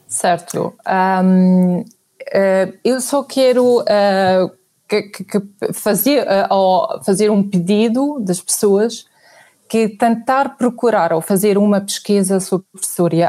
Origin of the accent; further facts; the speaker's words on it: Syria; Portuguese is a second language; moved away as an adult; also born or lived in Nigeria / Ghana; now in Portugal; eu saí da Síria uh, em 2003, quando casei com o meu marido